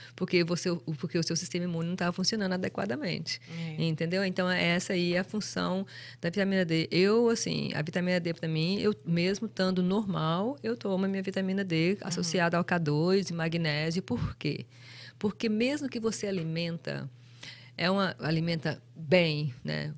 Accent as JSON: {"language": "Portuguese", "country": "Brazil", "tie": "born or raised there", "moved": "yes", "said": "a gente crescendo no Brasil"}